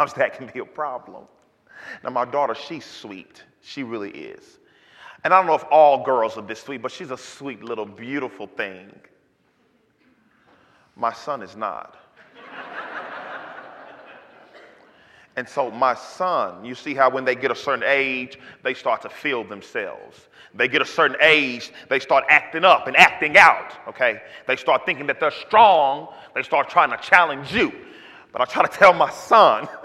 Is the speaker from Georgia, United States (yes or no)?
no; Dallas, Texas, United States; I'm from Oak Cliff